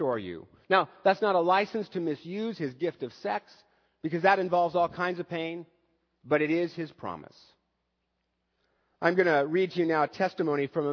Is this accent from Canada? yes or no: no; United States; as an American male